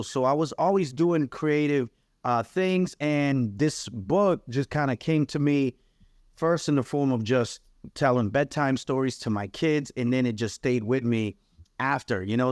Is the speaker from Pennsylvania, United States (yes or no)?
no; New Bedford, Massachusetts, United States; also born or lived in Guinea-Bissau / Cape Verde; now in Amherst, United States; I grew up in New Bedford, Massachusetts, uh, immigrated there when I was three years